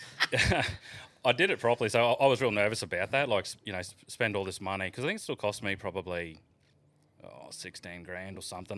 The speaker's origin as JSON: {"language": "English", "area": "the Isa", "region": "Queensland", "country": "Australia", "tie": "born or raised there", "said": "growing up in the Iser, there's a huge drinking culture"}